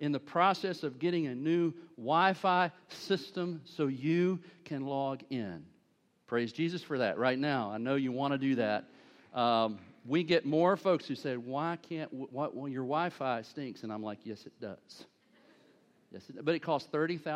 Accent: United States; being an American

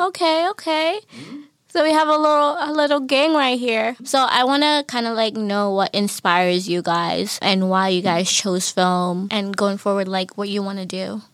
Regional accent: Newton, Massachusetts, United States; I'm a junior from Newton, majoring in communications, film concentration

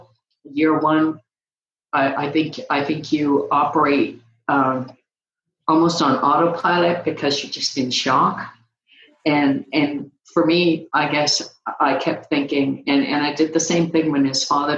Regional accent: Canada; now in Phoenix, United States; I'm Canadian

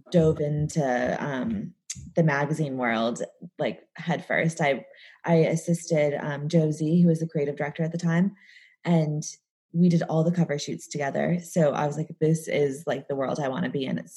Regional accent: just outside of Chicago, Illinois, United States; accent: American; moved away as an adult; also born or lived in New York; now in London, United Kingdom; I live in London, but as you can probably tell, I have an American accent. Um, I grew up in just outside of Chicago, um, and I lived in New York for a while and moved here about eight years ago.

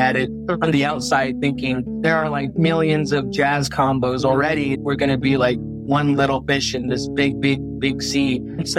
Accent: Shiprock, New Mexico, United States; also born or lived in Farmington, New Mexico; I was born in Shiprock, New Mexico on the Navajo Reservation

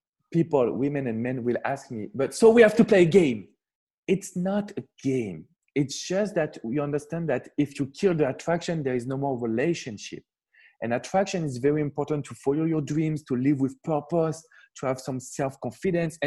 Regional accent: France; I'm coming from France

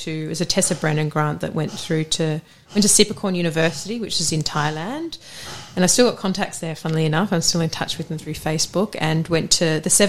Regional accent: Australia; now in England; Oh yeah, it was such a great uni, and I turned up as this Australian. Everyone used to pay me out.

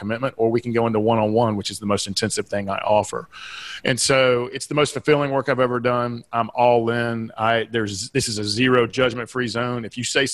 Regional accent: Southeastern United States, United States; accent: Southeastern; my Southeastern accent

